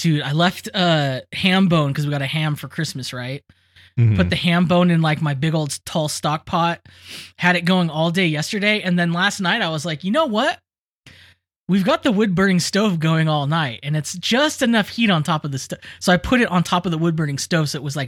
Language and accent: English; England, United Kingdom; I'm an Englishman. I'm a bachelor of the English, of the science of English